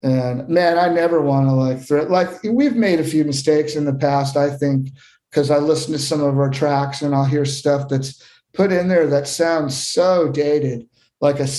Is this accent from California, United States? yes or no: yes; Southern California, United States; moved away; also born or lived in Austin, Texas; I grew up in Southern California with a mother who was, you know, an … fan in high school